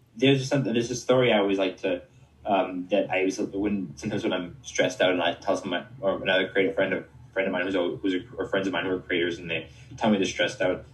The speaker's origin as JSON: {"language": "English", "country": "Canada", "said": "I'm from Canada"}